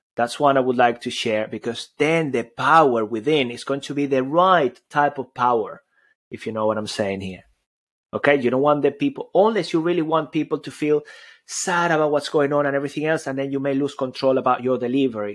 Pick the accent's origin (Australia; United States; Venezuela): Venezuela; moved away; also born or lived in Spain / United Kingdom; I come all the way from Venezuela. I grew up there, but then I, you know, I, I lived in Spain and I lived in, in the U K